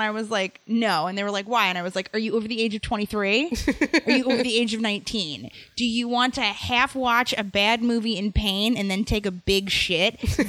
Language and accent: English; New York, United States; there were so many fairs near where I grew up in the Hudson Valley